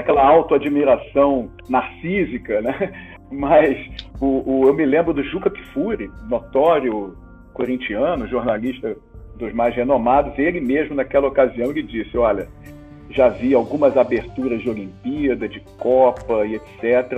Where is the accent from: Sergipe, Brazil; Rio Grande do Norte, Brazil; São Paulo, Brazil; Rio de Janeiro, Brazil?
Rio de Janeiro, Brazil; Nasci e vivo no Rio de Janeiro há quase mais de quatro décadas